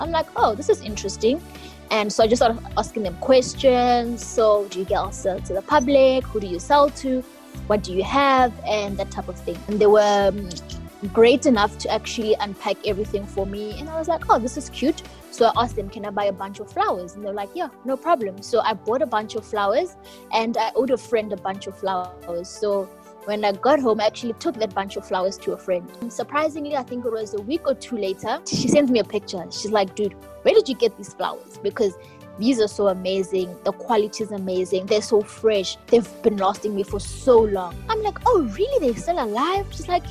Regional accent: Mankweng, Limpopo, South Africa; I was born and bred in Limpopo.

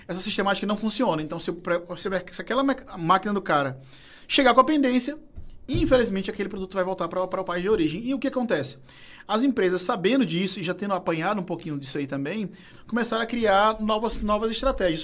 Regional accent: Fortaleza, Ceará, Brazil; eu sou da Messejana

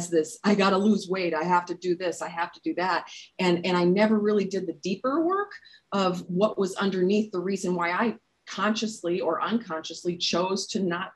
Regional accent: Minnesota, United States; I'm a Minnesotan

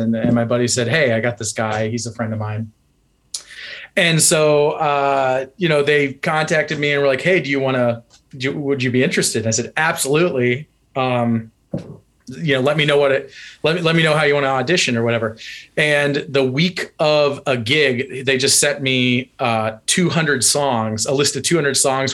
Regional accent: North Central Ohio, United States; moved away; also born or lived in Cincinnati, Ohio; I'm from North Central Ohio, much closer to like Cleveland

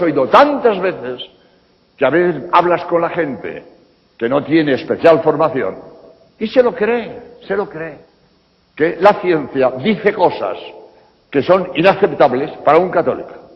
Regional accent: Spain; en España, de donde vengo

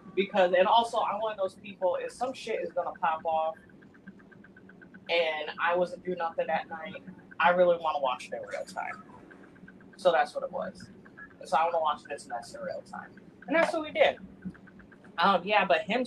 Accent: Trinidad & Tobago; moved away; my home country, in Trinidad

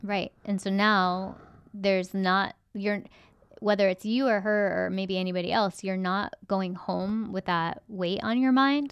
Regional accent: United States; as an American

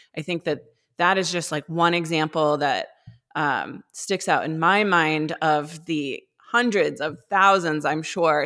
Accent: Maine, United States; I grew up in Maine

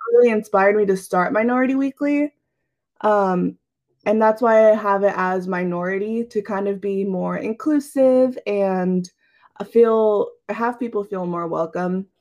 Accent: Central Valley of California, United States; I've grown up here in the Central Valley of California, um, currently living in the Turlock area.

